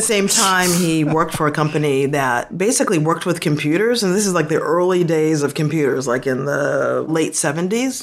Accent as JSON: {"language": "English", "town": "Boston", "region": "Massachusetts", "country": "United States", "tie": "born or raised there", "also_born_or_lived": "South Africa", "moved": "as an adult", "said": "I'm from Boston and was born and raised in Boston. I grew up most of my life in Dorchester, Massachusetts"}